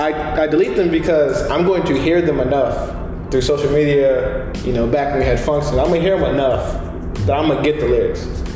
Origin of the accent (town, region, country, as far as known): Baltimore County, Maryland, United States; born or raised there